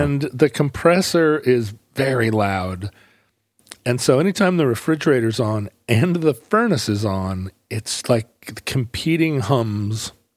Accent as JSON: {"language": "English", "country": "United States", "said": "people welcomed me as an American"}